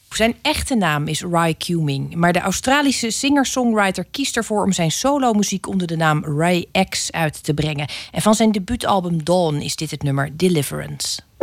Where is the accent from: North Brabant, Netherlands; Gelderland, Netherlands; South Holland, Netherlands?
South Holland, Netherlands; Rotterdam; als Rotterdammer